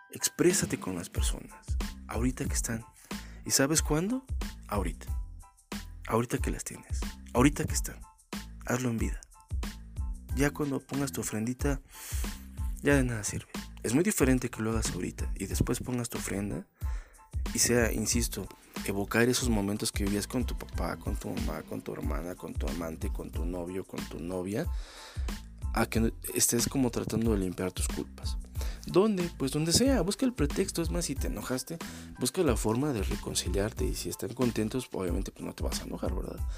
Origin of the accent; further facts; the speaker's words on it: Mexico; Soy bien mexicano, te. soy bien, pues, soy bien culto y respeto mis tradiciones.